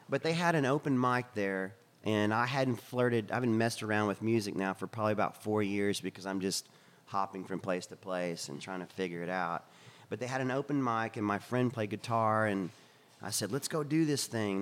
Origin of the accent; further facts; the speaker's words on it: Texas, United States; accent: Texan; we're from Texas